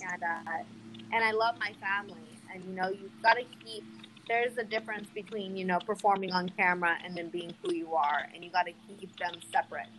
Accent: Northern California, United States; moved away as an adult; also born or lived in Los Angeles; now in New York City, United States; I'm from Northern California, and then I moved to Los Angeles to do the adult films in 2010. I lived in LA for 10 years, and then I moved to New York the last 3 years

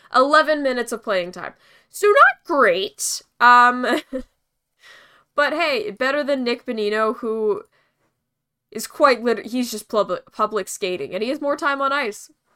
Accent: Winnipeg, Manitoba, Canada; now in Vancouver, Canada; my hometown Jets

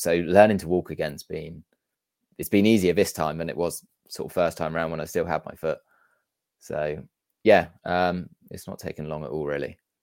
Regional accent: Amesbury, South West England, United Kingdom; also born or lived in Wegberg, Germany; we grew up in a small town called Amesbury

